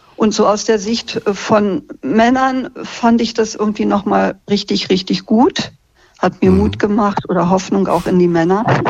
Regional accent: Berlin, Germany; ich bin Urberlinerin, Westberlinerin.

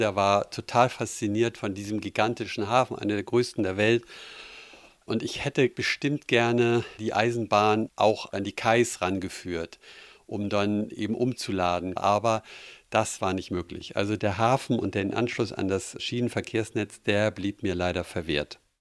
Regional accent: Hamburg, Germany; Ich bin ja in Hamburg aufgewachsen

